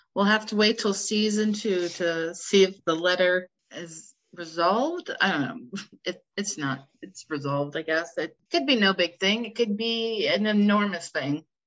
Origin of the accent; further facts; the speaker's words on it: United States; I am from the United States, as you can tell by my lovely accent